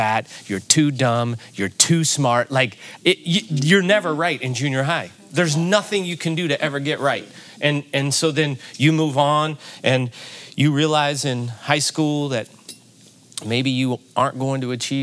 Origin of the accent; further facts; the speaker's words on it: Granite City, Illinois, United States; I grew up in Granite City, Illinois, which is right across the river from St. Louis